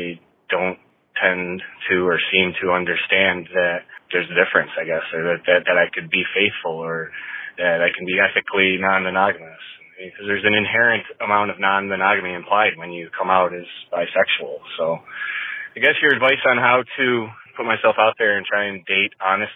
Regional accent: Buffalo, New York, United States; I'm calling from the Northeast. I'm from Buffalo

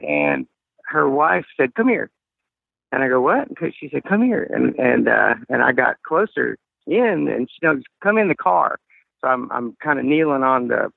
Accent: Little Rock, Arkansas, United States; I'm from Little Rock, Arkansas, right smack dab in the middle of the Bible Belt

